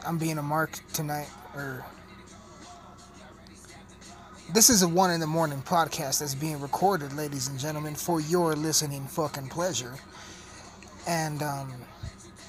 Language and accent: English; Colorado, United States; I'm from Colorado. I'm recording this in Colorado